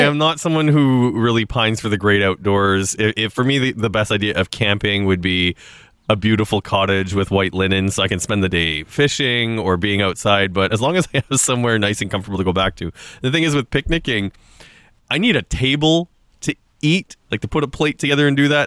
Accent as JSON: {"language": "English", "region": "Saskatchewan", "country": "Canada", "tie": "born or raised there", "moved": "yes", "lives_now": "Toronto, Canada", "said": "growing up in Saskatchewan"}